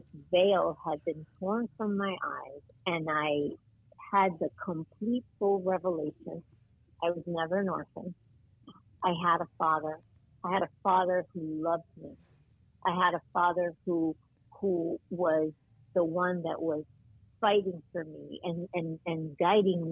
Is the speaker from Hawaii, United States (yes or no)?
no; New Jersey, United States; moved away as an adult; also born or lived in New York; now in Florida, United States; I was born in New York, but I had grown up in New Jersey and in the suburbs, and I just loved it there. That was my home.